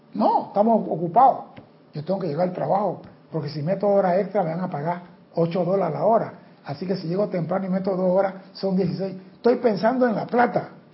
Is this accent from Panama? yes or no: yes; Panama